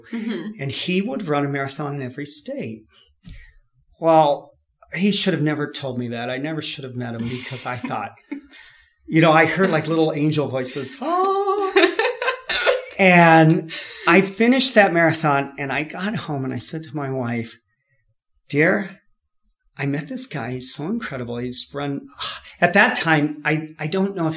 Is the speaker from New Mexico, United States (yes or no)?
no; California, United States; now in Utah, United States; I'm from California